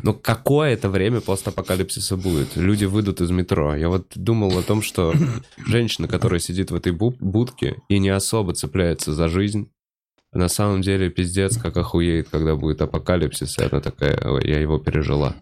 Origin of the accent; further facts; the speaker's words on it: Moscow, Russia; в Бутово, в моей однокомнатной квартире. Да, я потому что москвич никуда не переехал